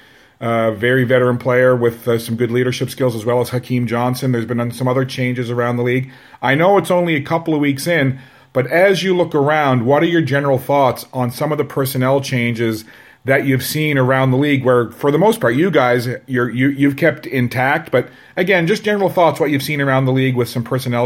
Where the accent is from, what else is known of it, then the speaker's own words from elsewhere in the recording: St. John's, Newfoundland and Labrador, Canada; moved away; being a Newfoundlander originally from St. John's